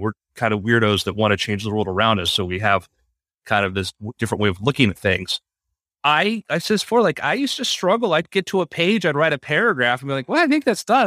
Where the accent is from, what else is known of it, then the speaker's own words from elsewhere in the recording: South Florida, United States; I grew up in South Florida